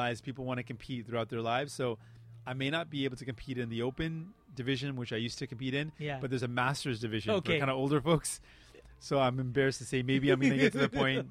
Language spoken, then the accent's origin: English; Windsor, Ontario, Canada; first language Punjabi; English is a second language; moved away as an adult; also born or lived in Scarborough, Ontario / Punjab, India / St. John's, Newfoundland; now in Peel Region, Canada; My hometown is still going to be Windsor. I grew up in Windsor